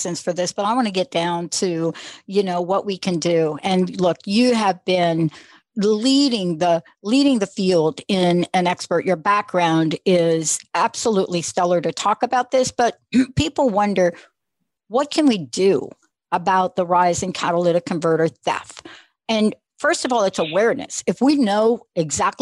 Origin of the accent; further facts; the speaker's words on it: New York, United States; I'm a kid from New York